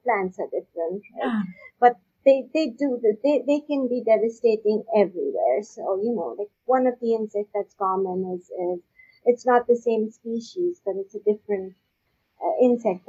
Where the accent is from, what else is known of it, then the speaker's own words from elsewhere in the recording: Pakistan; now in Canada; I'm not from Canada, so you know I grew up in Pakistan